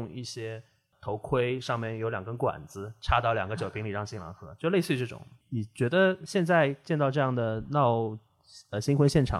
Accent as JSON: {"language": "Chinese", "country": "China", "said": "就可能这样对于我们中国人来说，他的一个情感的浓度可能会不是那么高。"}